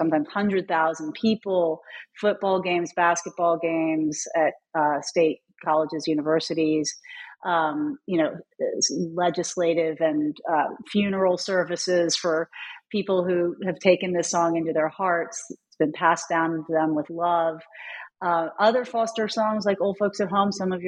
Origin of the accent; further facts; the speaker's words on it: Louisville, Kentucky, United States; also born or lived in North Carolina; I came home to my hometown of Louisville.